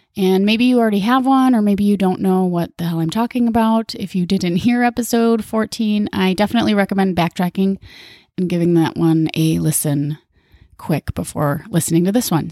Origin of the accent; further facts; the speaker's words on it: Minnesota, United States; moved away as an adult; also born or lived in Hawaii; Minnesota, my home state